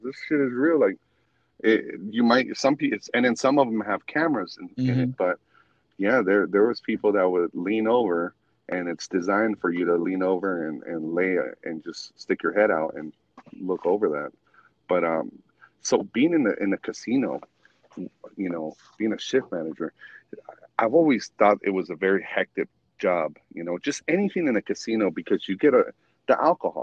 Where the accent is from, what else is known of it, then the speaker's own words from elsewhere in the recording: Reno, Nevada, United States; I grew up in Reno